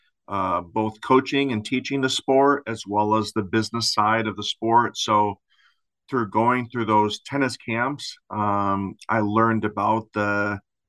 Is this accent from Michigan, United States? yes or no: yes; Lansing, Michigan, United States; I grew up in Lansing, Michigan